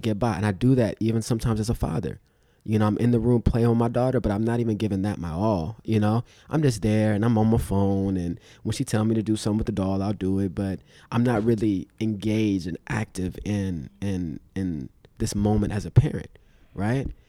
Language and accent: English; Los Angeles, California, United States; also born or lived in Inglewood / Compton; I grew up in Inglewood and South Central and Compton